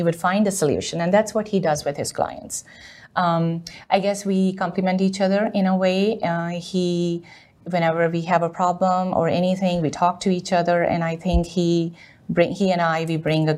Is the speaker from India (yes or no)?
yes; India; moved away as an adult; now in United States; I'm originally from India. I did my 12th grade in India and came here to do my bachelor's and master's